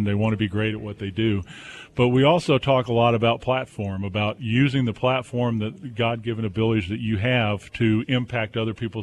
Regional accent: Southern California, United States; now in Boone, United States; I grew up in Southern Cal

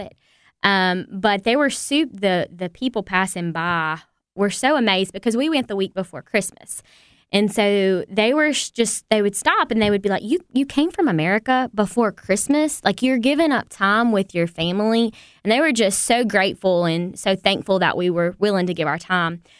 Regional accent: the Bible Belt, United States; we grew up in the Bible Belt and we have churches on every corner

